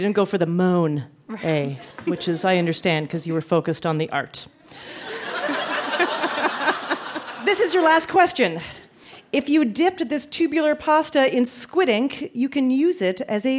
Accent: Canada; I am a Canadian

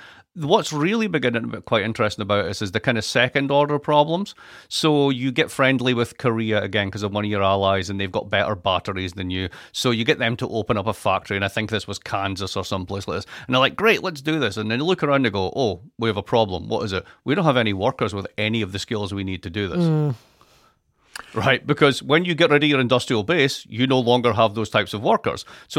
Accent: Scotland, United Kingdom; I'm Scottish. What do you expect?

